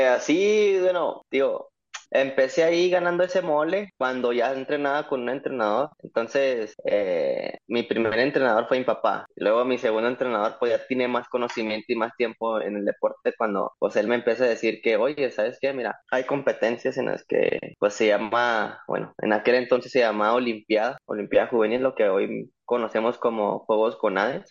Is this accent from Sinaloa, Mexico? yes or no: no; Ciudad Juárez, Chihuahua, Mexico; Yo soy de Ciudad Juárez, para los que no, no, no sepan, donde da vuelta el aire, allá, de allá soy